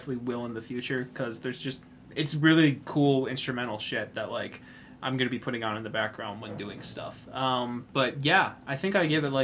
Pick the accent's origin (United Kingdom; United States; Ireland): United States; I'm an American. I speak English.